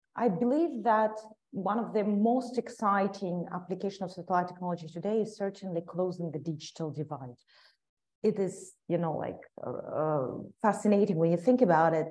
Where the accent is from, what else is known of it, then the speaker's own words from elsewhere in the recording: Ukraine; I'm a proud Ukrainian and I love a lot my, my home country